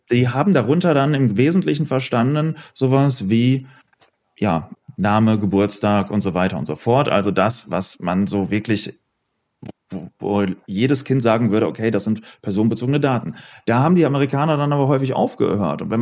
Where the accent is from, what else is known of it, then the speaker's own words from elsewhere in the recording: Oberhausen, North Rhine-Westphalia, Germany; moved away as an adult; now in Düsseldorf, Germany; ich komme aus Oberhausen